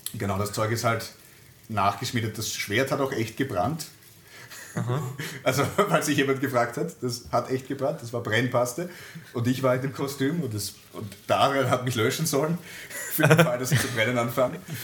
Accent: Lower Austria, Austria; accent: Lower Austrian dialect; bei meiner Großmutter teilweise aufgewachsen bin, dadurch habe ich den niederösterreichischen Dialekt drauf

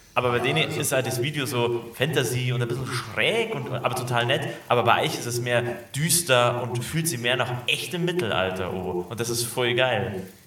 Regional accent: Munich area, Bavaria, Germany; aus dem Münchner Umland bin hier aufgewachsen

